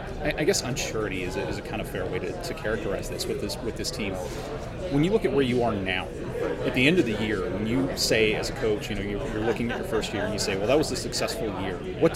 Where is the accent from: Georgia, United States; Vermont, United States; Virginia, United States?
Virginia, United States; Lynchburg; I'm from Lynchburg, so I'm quite familiar with the whole, you know, New River Valley and the Radford area and everything.